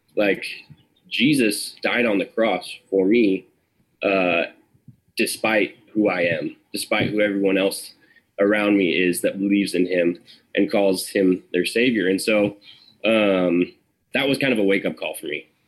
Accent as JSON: {"language": "English", "town": "Sacramento", "region": "California", "country": "United States", "tie": "born or raised there", "also_born_or_lived": "Arnold, California", "said": "I grew up in Sacramento for the first ten years of my life"}